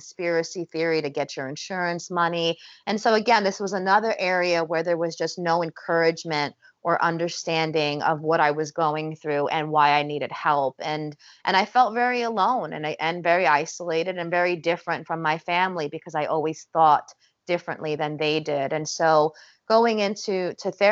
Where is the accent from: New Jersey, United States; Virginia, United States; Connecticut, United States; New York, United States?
New Jersey, United States; we're Italian, we're from North Jersey